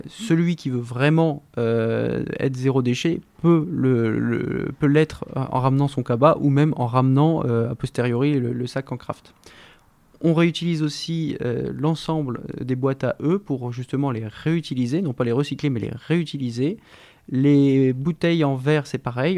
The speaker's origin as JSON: {"language": "French", "area": "Somme", "region": "Hauts-de-France", "country": "France", "tie": "born or raised there", "said": "de Somme, j'ai grandi justement dans ce terroir très riche"}